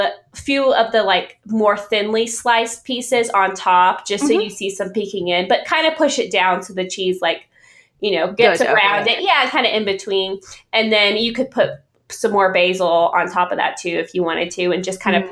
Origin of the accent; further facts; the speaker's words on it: the South, United States; So I grew up in the South and my mom is from Florida, Miami